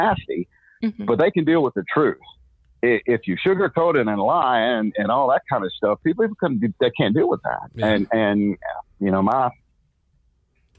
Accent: Texas, United States; I'm from Texas

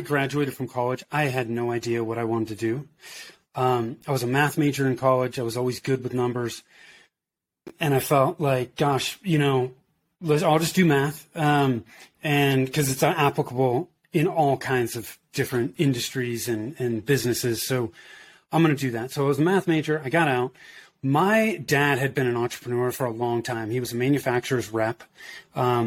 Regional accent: Danville, California, United States; moved away as an adult; also born or lived in Oakland, California / Denver, Colorado; I grew up in Northern California in the Bay Area, so in the East Bay, if you're familiar with that. I grew up in Danville

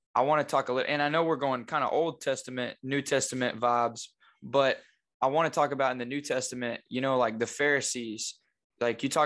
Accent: Batesville, United States; moved away as an adult; now in Jonesboro, United States; we're both from Batesville, but we're not in Batesville, thank goodness. Like, we're out. I'm in Jonesboro

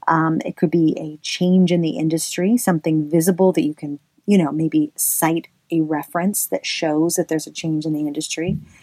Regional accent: the South, United States; accent: Southern; I should say this in my southern accent

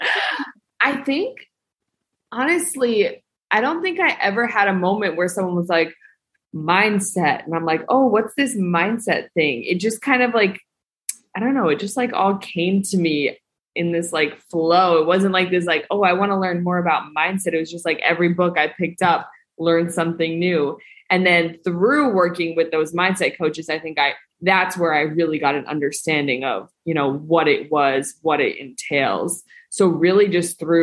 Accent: Northeast, United States; moved away as an adult; now in Mexico; I grew up in the Northeast

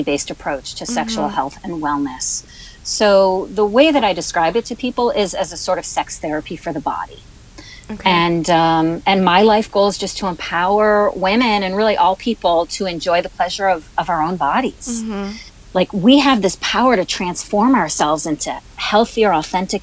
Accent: Buffalo, New York, United States; I am originally from Buffalo, New York.

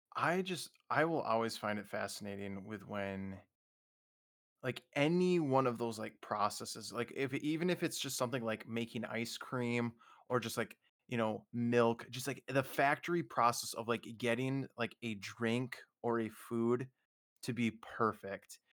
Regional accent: Minnesota, United States; moved away; growing up in Minnesota

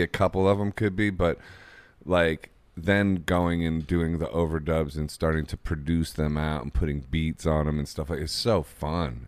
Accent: Akron, Ohio, United States; I'm from Akron

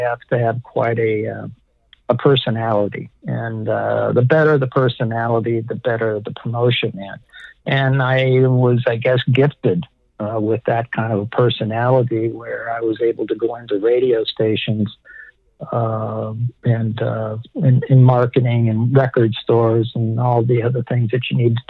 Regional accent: Detroit, Michigan, United States; moved away as an adult; also born or lived in Birmingham, Michigan; now in Westlake Village, United States; My hometown is Detroit, Michigan, Rock City

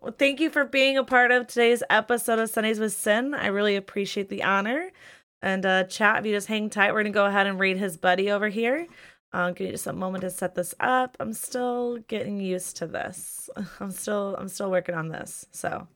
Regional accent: Midwest, United States; I'm from the Midwest, it's nothing but humidity

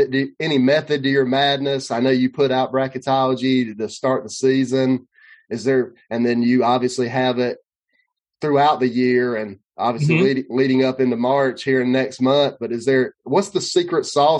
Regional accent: South Carolina, United States; I grew up in South Carolina, still live here.

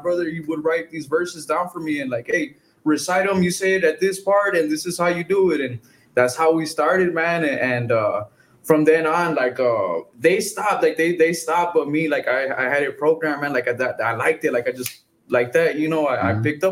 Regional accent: La Feria, Texas, United States; I'm from La Feria originally

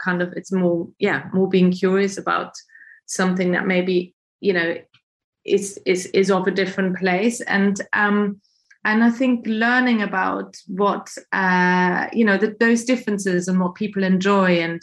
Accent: Germany; moved away; I'm German, I'm not British either.

